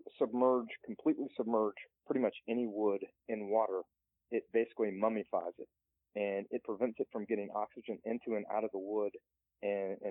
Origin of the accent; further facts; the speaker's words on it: the South, United States; I'm from the South, and one of the sayings that we have in the South in the Appalachian Mountains